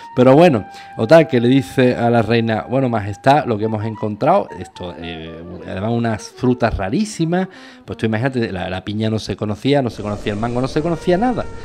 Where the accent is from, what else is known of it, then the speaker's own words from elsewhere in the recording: Andalusia, Spain; Yo soy andaluz del sur de España